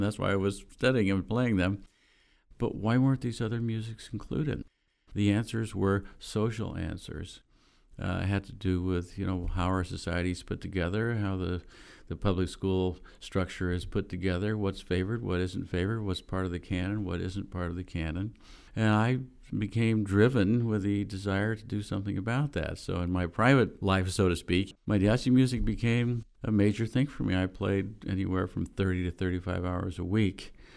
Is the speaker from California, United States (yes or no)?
yes; Bakersfield, California, United States; moved away as an adult; I grew up in Bakersfield, California, which was then a small town in the southern Central Valley of California